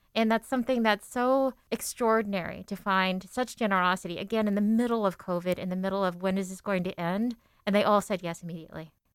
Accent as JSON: {"language": "English", "town": "Seattle", "region": "Washington", "country": "United States", "tie": "born or raised there", "said": "I was born in in Seattle, but my parents were immigrants from the Philippines"}